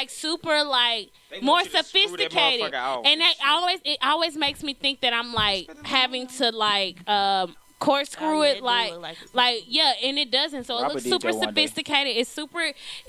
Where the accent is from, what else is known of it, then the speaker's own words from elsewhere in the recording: Mississippi, United States; Y'all know I'm from Mississippi